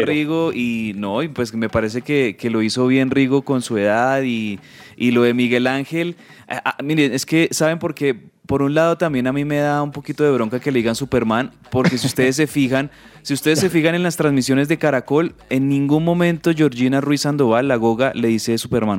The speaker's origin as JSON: {"language": "Spanish", "country": "Colombia"}